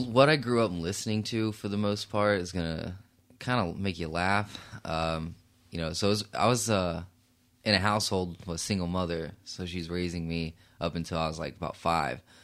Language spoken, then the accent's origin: English; Fort Worth, Texas, United States; moved away as an adult; also born or lived in Brunswick, Georgia; now in Oklahoma City, United States; I'm from Fort Worth, Texas. Uh, I grew up there. Born in Brunswick, Georgia, though, so, uh, mom moved us out when I was a little boy